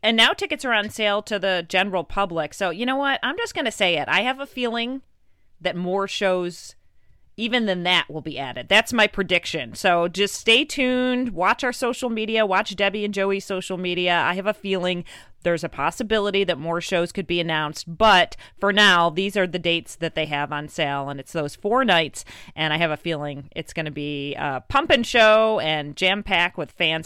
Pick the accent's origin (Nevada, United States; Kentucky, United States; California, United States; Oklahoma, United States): Nevada, United States; Las Vegas; I'm from Las Vegas